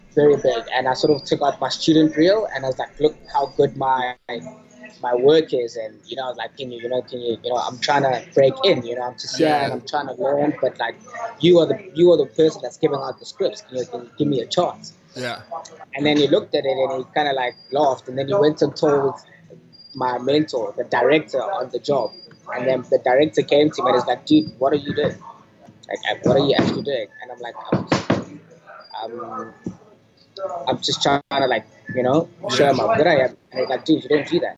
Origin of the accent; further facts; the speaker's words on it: Johannesburg, Gauteng, South Africa; moved away as an adult; also born or lived in Cape Town; I'm from Johannesburg.